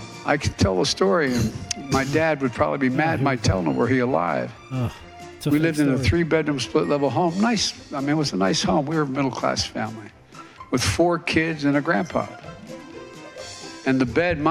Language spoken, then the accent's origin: English; Scranton, Pennsylvania, United States; I'm from Scranton